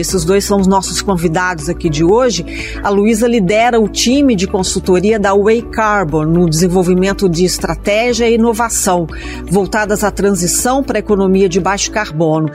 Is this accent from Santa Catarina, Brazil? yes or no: no; Minas Gerais, Brazil; Eu sou mineira